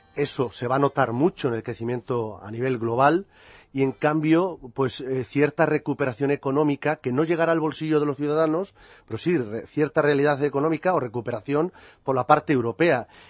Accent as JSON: {"language": "Spanish", "town": "Toledo", "region": "Castilla-La Mancha", "country": "Spain", "said": "a mi paisano, dado que yo también soy de Toledo"}